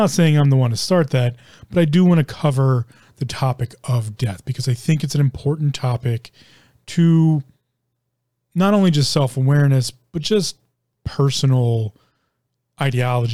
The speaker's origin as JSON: {"language": "English", "country": "United States", "said": "me being an American"}